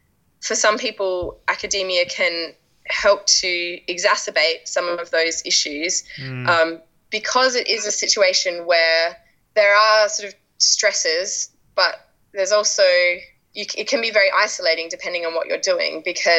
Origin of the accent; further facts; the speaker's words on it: Australia; now in United Kingdom; people here mostly still think that I'm Australian until I talk to Australians who are living in Australia and then they're like, oh, yeah, I can definitely hear you've been spending time in England.